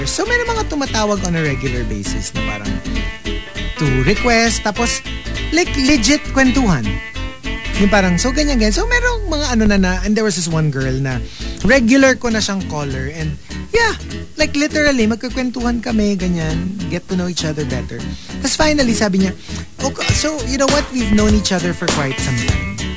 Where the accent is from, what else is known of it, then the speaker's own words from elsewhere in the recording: Philippines; Na-upset siya na Pinoy ako.